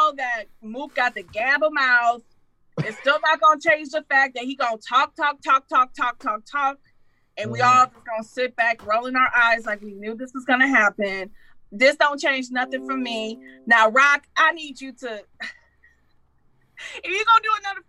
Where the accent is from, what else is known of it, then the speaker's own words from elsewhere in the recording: Detroit, Michigan, United States; I'm from Detroit